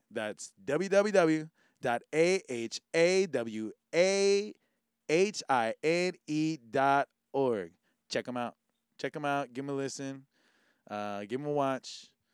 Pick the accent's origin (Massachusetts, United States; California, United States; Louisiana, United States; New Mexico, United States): California, United States; now in Hawaii, United States; growing up in California